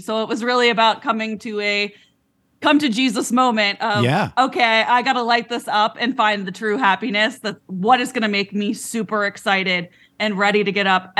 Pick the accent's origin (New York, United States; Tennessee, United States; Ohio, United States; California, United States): Ohio, United States; near Cleveland; moved away; So I actually grew up near Cleveland, Ohio, the Midwest.